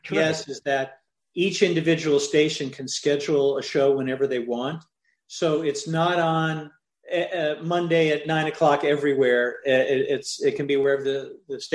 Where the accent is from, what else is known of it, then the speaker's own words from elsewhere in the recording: Midwest, United States; When I was a kid growing up in the Midwest